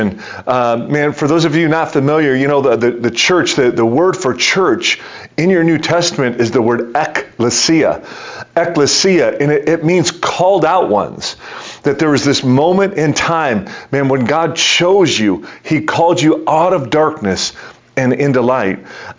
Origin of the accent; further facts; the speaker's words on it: Detroit, Michigan, United States; now in New Jersey, United States; I'm from Detroit